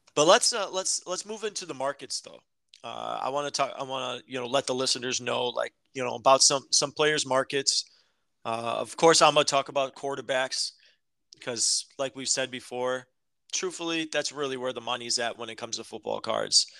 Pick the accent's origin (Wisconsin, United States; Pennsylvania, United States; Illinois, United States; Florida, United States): Illinois, United States; Chicago; we're from Chicago